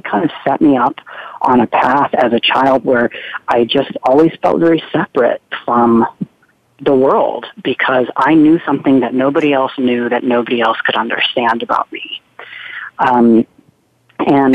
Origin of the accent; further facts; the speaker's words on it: Charlotte, North Carolina, United States; I'm growing up in the South. I'm at high school in Charlotte, North Carolina.